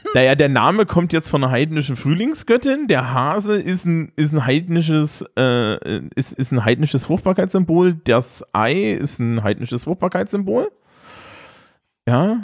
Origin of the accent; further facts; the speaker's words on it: East Germany, Germany; ich bin Ostdeutscher